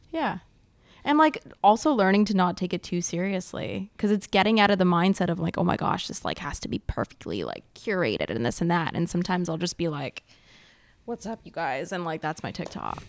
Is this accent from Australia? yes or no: no; Montreal, Quebec, Canada; first language English; I grew up in the West Island, which is, like, an English pocket on the island of Montreal